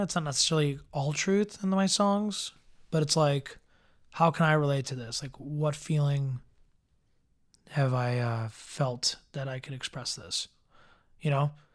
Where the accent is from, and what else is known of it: Evergreen Park, Illinois, United States; born or raised there; also born or lived in Chicago